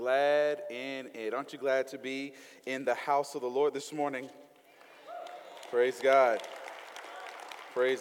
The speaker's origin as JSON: {"language": "English", "region": "the South", "country": "United States", "accent": "Southern twang", "said": "I'm from the South. I'm put a little Southern twang on that thing"}